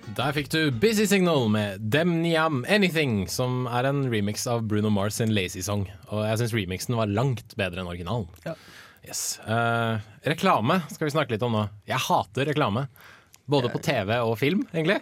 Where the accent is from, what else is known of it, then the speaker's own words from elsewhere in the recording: Bærum, Akershus, Norway; Jeg er fra Bærum